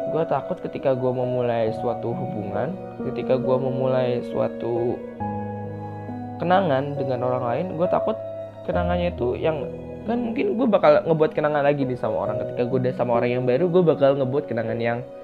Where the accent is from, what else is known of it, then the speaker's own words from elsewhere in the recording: Metro, Lampung, Indonesia; moved away; Metro itu adalah kota gue SMA dulu